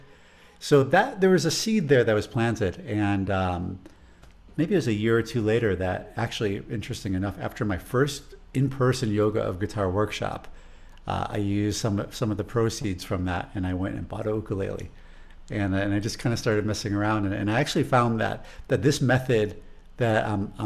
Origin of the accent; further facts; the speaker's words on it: Chicago, Illinois, United States; accent: Chicago; my Chicago accent